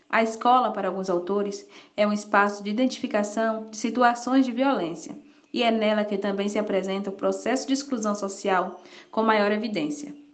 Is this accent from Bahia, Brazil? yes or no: yes; Santo Estevão, Bahia, Brazil; Olá pessoal … sou de Santo Estevão